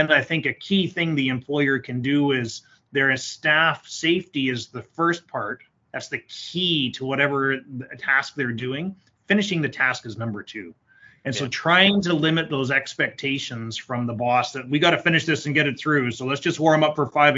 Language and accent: English; Canada; I'm Canadian.